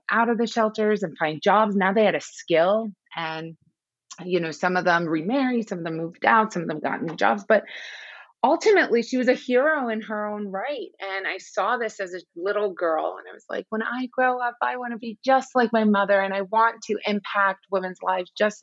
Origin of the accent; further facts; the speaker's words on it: Iran; I was born in Iran during the Iran-Iraq War.